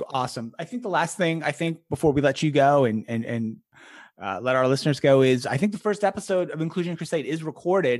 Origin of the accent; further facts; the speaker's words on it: United States; first language English; I grew up in America, you know, as a middle class white kid